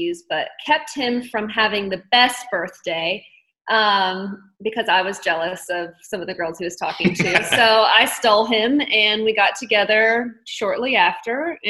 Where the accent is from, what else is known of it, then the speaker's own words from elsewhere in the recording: Myrtle Beach, South Carolina, United States; moved away; I'm from South Carolina, Myrtle Beach, originally